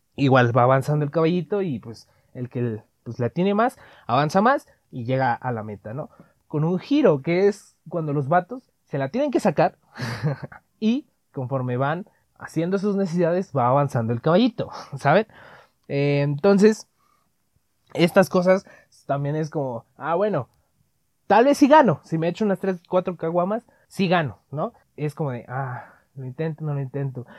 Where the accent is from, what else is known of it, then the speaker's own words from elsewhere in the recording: Mexico City, Mexico; accent: chilango; nosotros, en eh, según nosotros, los, chilangos, no tenemos acento